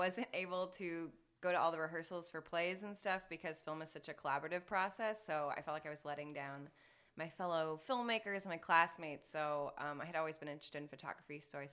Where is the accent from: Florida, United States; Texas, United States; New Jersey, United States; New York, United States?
Texas, United States; Houston; moved away as an adult; also born or lived in Boston, Massachusetts; now in Los Angeles, United States; I'm from Houston